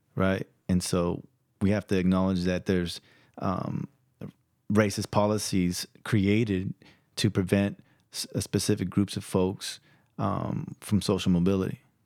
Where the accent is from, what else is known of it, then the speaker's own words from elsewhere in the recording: San Jose, California, United States; first language Spanish; English is a second language; also born or lived in Stockton, California; I'm from the Mission District of San Jose, California, and, uh, also from the South Side of Stockton, California.